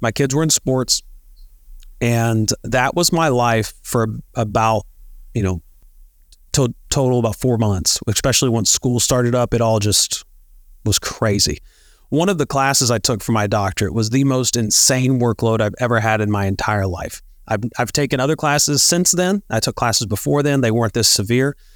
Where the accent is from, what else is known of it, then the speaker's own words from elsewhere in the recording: Northeast Tennessee, United States; moved away as an adult; also born or lived in Pensacola, Florida / Beaufort, South Carolina / Yuma, Arizona; we grew up in Northeast Tennessee